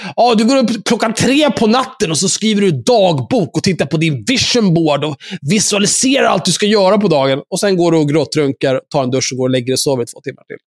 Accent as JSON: {"language": "Swedish", "town": "Stockholm", "region": "Stockholm County", "country": "Sweden", "tie": "born or raised there", "said": "Jag är ju uppvuxen på Söder, där folk är no-, någorlunda normala."}